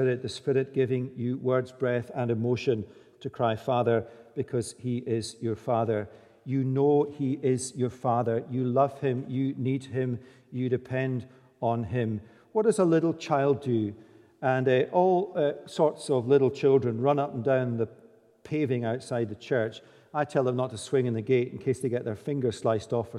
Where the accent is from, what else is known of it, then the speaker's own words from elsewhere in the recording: Scotland, United Kingdom; we're Scottish.